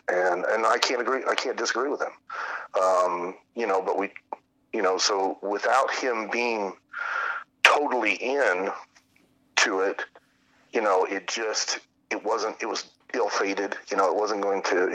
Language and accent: English; Lima, Ohio, United States; I grew up in Lima, which was probably about three, three and a half hours uh, north, about west of you guys, um, in north. So just south of Toledo, north of Dayton